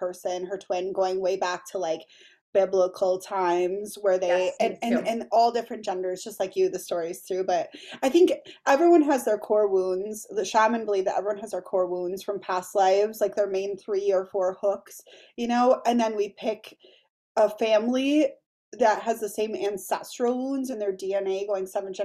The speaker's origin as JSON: {"language": "English", "town": "Milwaukee", "region": "Wisconsin", "country": "United States", "moved": "as an adult", "lives_now": "Green Bay, United States", "said": "I'm from Milwaukee originally, but I moved up here the first week of quarantine"}